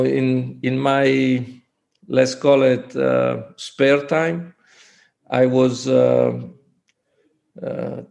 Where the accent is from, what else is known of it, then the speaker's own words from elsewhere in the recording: Forlì, Emilia-Romagna, Italy; moved away as an adult; also born or lived in Treviso / Istanbul; Forlì, my hometown